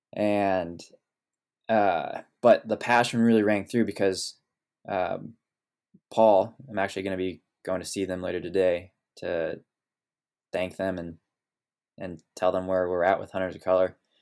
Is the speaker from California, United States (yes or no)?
yes; Sonoma Valley, California, United States; also born or lived in Oregon; growing up here in Sonoma Valley